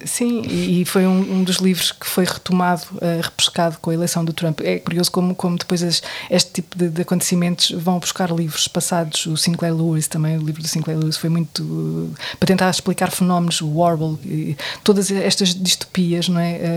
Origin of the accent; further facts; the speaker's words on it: Portugal; eu sou portuguesa